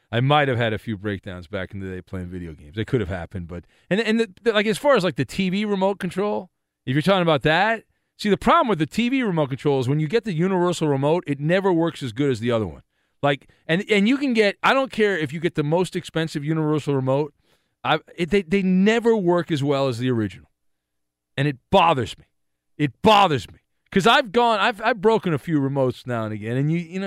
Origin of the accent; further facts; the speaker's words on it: Louisiana, United States; now in Los Angeles, United States; I'm a Cajun. I'm from the Bayou.